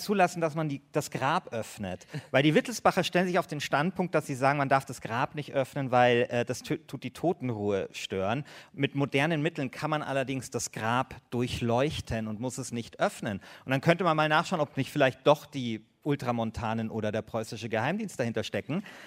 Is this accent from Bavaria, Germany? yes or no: yes; Bavaria, Germany; ich bin ja aus Bayern